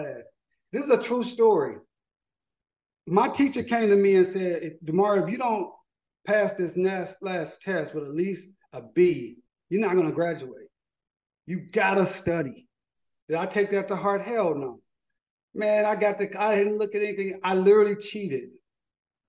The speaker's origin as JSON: {"language": "English", "town": "Tulsa", "region": "Oklahoma", "country": "United States", "tie": "born or raised there", "said": "I'm a kid from North Tulsa, Oklahoma. Grew up, my mother had cerebral palsy"}